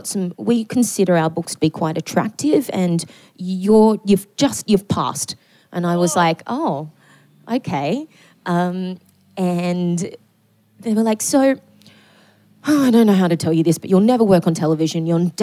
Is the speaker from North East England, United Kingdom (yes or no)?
yes; Newcastle, North East England, United Kingdom; even though I grew up in Newcastle in a very working class family